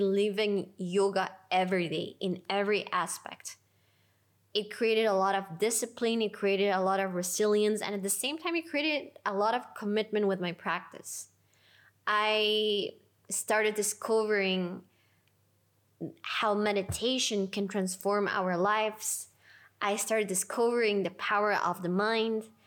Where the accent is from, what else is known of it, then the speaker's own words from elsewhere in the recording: Lima, Peru; I decided to take my first teacher trainings in Lima, my hometown.